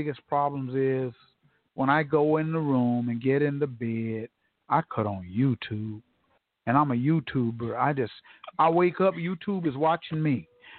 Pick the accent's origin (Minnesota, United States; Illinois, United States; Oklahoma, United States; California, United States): Oklahoma, United States; Tulsa; born or raised there; moved away as an adult; also born or lived in Houston, Texas